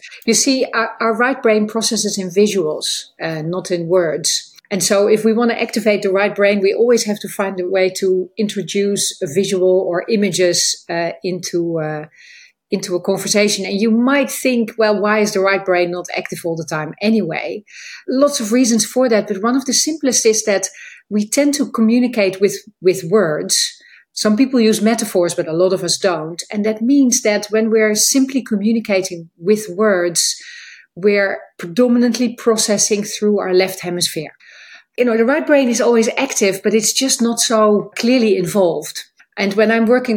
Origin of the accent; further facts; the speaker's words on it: Netherlands; moved away as an adult; now in United Kingdom; I live in the UK for 20 years, but as you hear, I am from the Netherlands